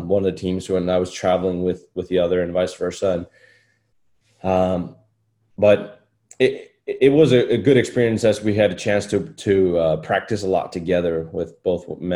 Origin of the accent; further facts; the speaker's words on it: Iceland; moved away as an adult; now in United States; I'm from Iceland